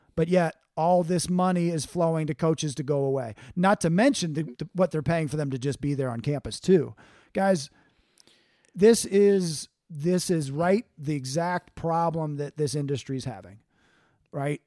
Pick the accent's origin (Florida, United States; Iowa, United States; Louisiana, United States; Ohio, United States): Ohio, United States; Cincinnati; hometown of Cincinnati